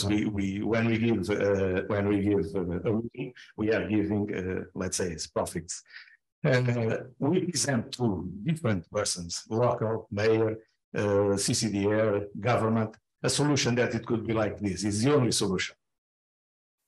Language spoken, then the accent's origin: English; Algarve, Portugal; English is a second language; also born or lived in Sarnadas? (Crença as transcribed); I was born in the Algarve, all my life in the Algarve